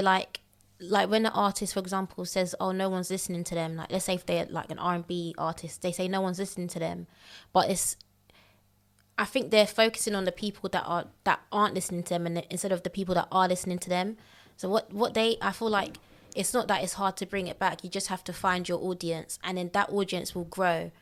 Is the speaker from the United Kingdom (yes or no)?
yes; London, United Kingdom; also born or lived in Elephant and Castle, London / Bexleyheath; I grew up mostly in Thames Mead